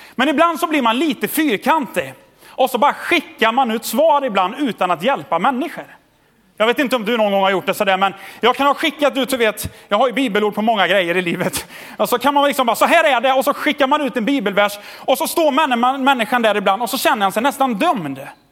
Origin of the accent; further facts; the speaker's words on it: Tidaholm, Västra Götaland, Sweden; Jag är uppvuxen i Tidaholm